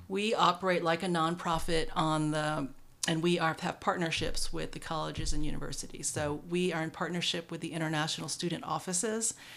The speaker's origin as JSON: {"language": "English", "town": "New York City", "region": "New York", "country": "United States", "tie": "born or raised there", "moved": "yes", "lives_now": "Atlanta, United States", "said": "I grew up in New York City"}